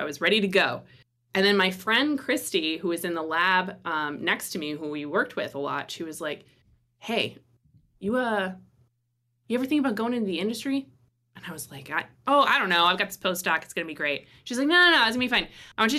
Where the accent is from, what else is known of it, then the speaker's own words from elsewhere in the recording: Midwest, United States; I come originally from the Midwest.